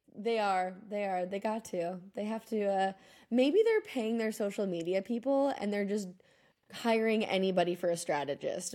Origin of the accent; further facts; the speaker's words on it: just outside of Austin, Texas, United States; now in Argentina; where I grew up in Texas, just outside of Austin.